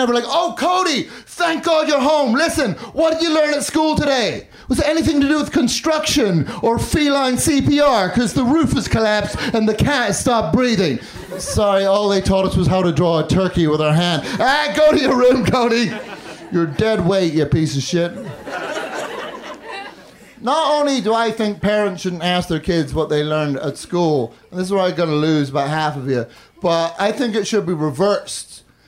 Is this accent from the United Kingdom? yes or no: yes; Northern Ireland, United Kingdom; also born or lived in London; I grew up in the north of Ireland and London, which is why now I have this dumb fucking accent.